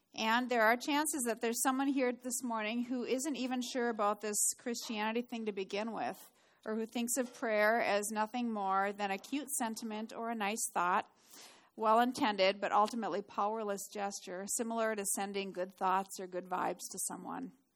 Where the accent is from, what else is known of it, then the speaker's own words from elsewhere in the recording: Duluth, Minnesota, United States; moved away; I grew up in Duluth